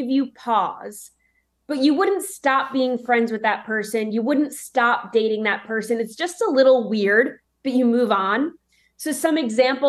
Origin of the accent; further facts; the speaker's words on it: New York, United States; now in Nashville, United States; I grew up in New York